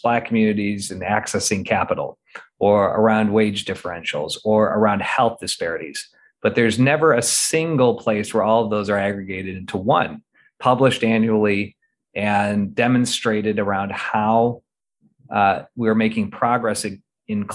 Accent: Midwest, United States; also born or lived in Northeast US; now in Portland, United States; growing up in the Midwest, living in the Northeast, and now settled here with a family in the Pacific Northwest

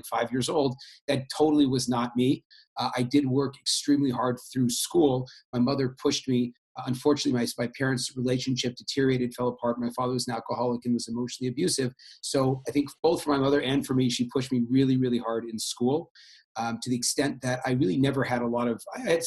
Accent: Bay Area, California, United States; I grew up in the Bay Area

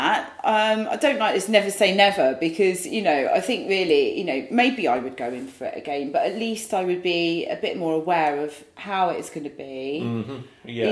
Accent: Saltwood, South East England, United Kingdom; now in London, United Kingdom; where I grew up in Saltwood

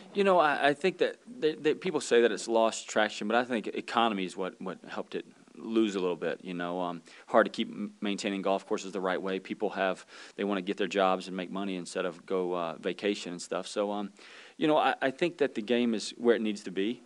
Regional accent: Pensacola, Florida, United States; moved away; I'm from Pensacola, Florida

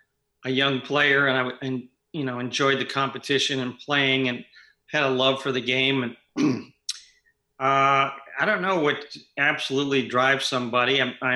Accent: Seattle, Washington, United States; moved away as an adult; also born or lived in Houston / New York; I grew up in Seattle.

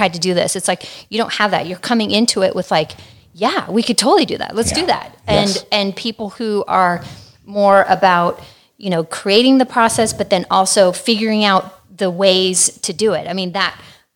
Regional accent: Santa Barbara, California, United States; also born or lived in Hollywood, California / Woodland Hills, California; when I was 6 months old, my family moved to Santa Barbara. And that's pretty much where I grew up.

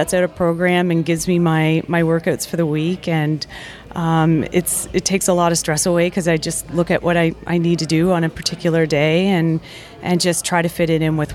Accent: Calgary, Alberta, Canada; now in Seattle, United States; I'm from Seattle, Washington, originally from Calgary, Alberta

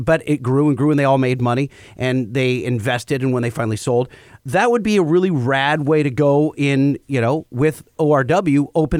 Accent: Southern California, United States; maybe we grew up in Southern California.

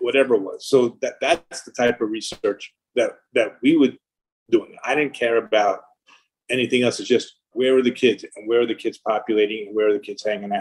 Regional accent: Long Island, New York, United States; I grew up in Long Island

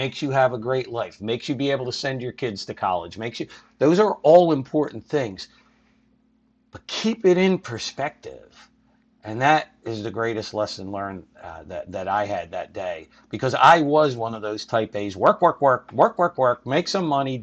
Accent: Philadelphia, Pennsylvania, United States; born or raised there

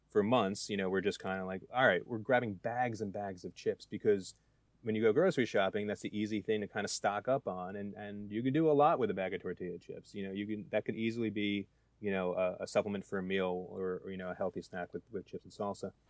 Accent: New Jersey, United States; I'm I'm from New Jersey

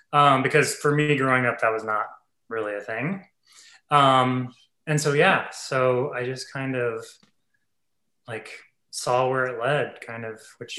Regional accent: Ohio, United States; now in New York, United States; I'm actually a farm boy. I grew up in Ohio

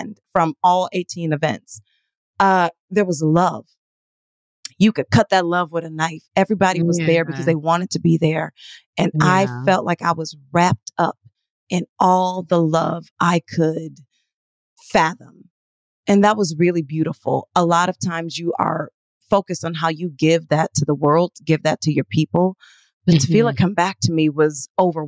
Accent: Detroit, Michigan, United States; I am from Detroit.

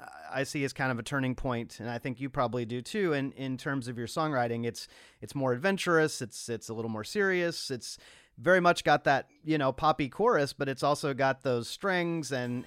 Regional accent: Nashville, Tennessee, United States; now in Los Angeles, United States; we live in Los Angeles now, but we're both originally from Nashville.

